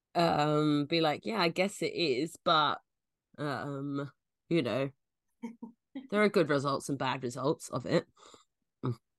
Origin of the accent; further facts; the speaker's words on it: London, United Kingdom; I'm from London